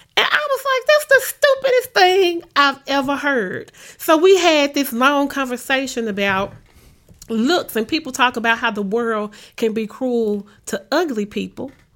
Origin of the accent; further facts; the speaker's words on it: Memphis, Tennessee, United States; I grew up in Orange Mound